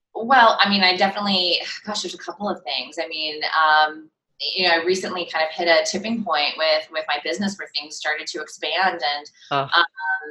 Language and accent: English; Cleveland, Ohio, United States; moved away as an adult; now in Brooklyn, United States; I know I'm in Brooklyn now, but I'm originally from Cleveland, Ohio, so I do have some of those Midwest hardworking sensibilities. And I moved to New York 20 years ago.